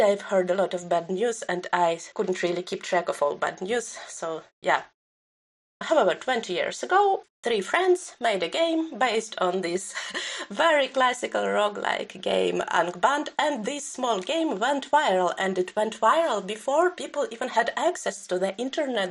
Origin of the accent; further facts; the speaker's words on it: Belarus; my own experience of growing up in Belarus